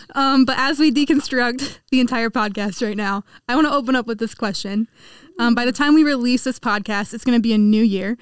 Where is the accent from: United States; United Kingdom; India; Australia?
United States; Kansas; I'm from Kansas